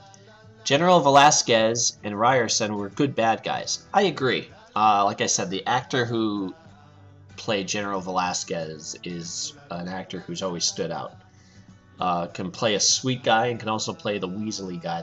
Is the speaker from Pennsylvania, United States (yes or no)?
yes; Pennsylvania, United States; I'm from Pennsylvania, and I'll sometimes say supper, too.